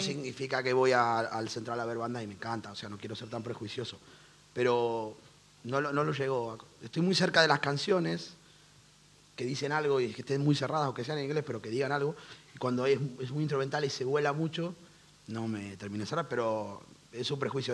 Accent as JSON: {"language": "Spanish", "country": "Argentina", "moved": "yes", "lives_now": "Madrid, Spain", "said": "nosotros porque venimos de Argentina."}